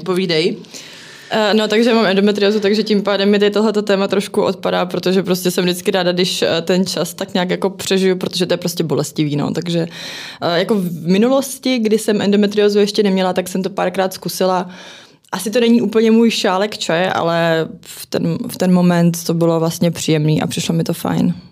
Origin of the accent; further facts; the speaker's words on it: Zlín, Zlín Region, Czechia; now in Prague, Czechia; já jsem teda rodačka ze Zlína, ale v Praze už jsem strašně dlouho